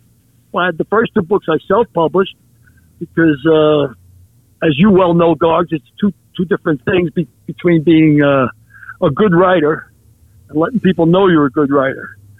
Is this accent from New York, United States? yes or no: yes; New York City, New York, United States; also born or lived in County Cork, Ireland / New Orleans; I was born in County Cork, Ireland. I came to this country in 1950 by boat through Ellis Island. I grew up in the streets of the Bronx.